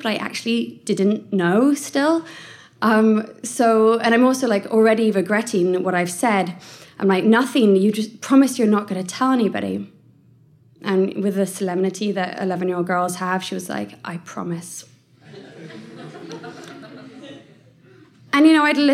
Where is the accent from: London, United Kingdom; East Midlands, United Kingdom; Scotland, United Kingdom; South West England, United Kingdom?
South West England, United Kingdom; Bath; I grew up in Bath. I don't know if anyone knows Bath in the West Country